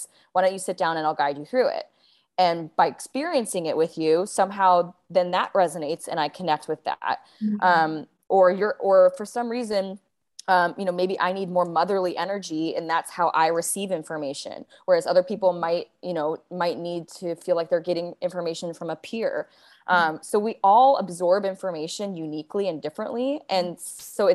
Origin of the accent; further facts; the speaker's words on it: Seattle, Washington, United States; also born or lived in Bali; now in Sayulita, Mexico; I was, living in Seattle last year, which is where I'm from